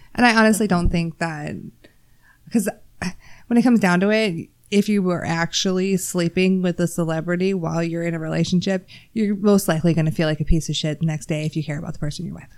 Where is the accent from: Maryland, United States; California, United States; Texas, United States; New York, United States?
Texas, United States; I'm from Texas